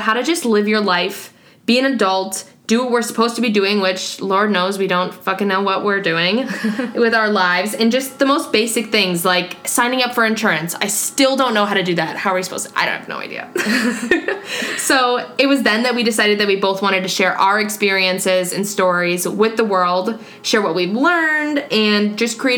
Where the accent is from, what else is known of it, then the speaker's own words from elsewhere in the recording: Wisconsin, United States; also born or lived in Madison, Wisconsin; I'm born and raised in Wisconsin, went to Madison for college, and now I'm in Milwaukee for my first big girl job.